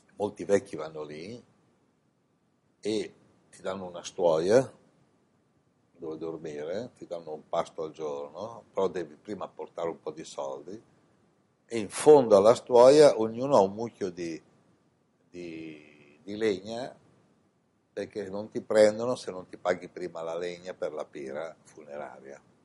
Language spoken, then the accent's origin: Italian; Italy; moved away as an adult; also born or lived in India / Milan; in questa incarnazione sono nato in Italia